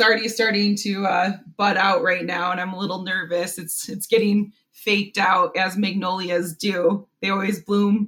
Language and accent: English; Buffalo, New York, United States; moved away as an adult; also born or lived in St. Lawrence, New York; now in Cleveland, United States; I grew up in Buffalo, New York